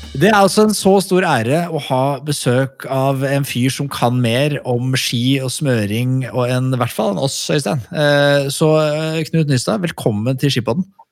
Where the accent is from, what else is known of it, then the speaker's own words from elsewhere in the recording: Skedsmokorset, Akershus, Norway; Jeg er jo fra Skedsmokorset, og mange vil kalle det et høl